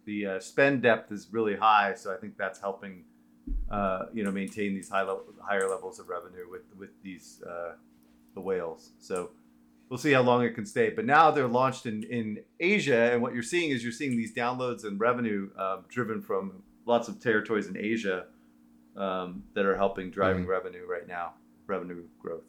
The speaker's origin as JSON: {"language": "English", "town": "San Francisco", "region": "California", "country": "United States", "tie": "born or raised there", "said": "I am born and raised in San Francisco"}